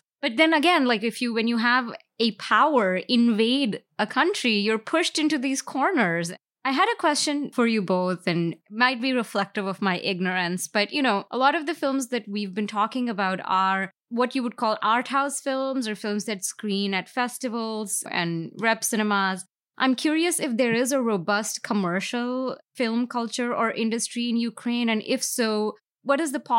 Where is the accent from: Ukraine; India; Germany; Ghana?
India; I'm speaking, for instance, from my experience as an Indian